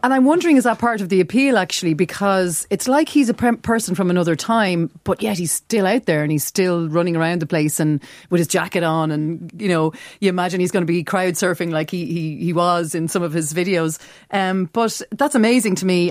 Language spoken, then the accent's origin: English; Kildare border, Leinster, Ireland; I'm from West Wicklow, uh, Kildare uh, border, so all the way over there